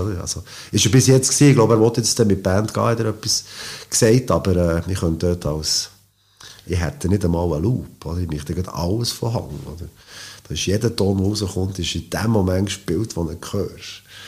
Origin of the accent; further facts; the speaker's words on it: Switzerland; als, als Schweizer Klavierspieler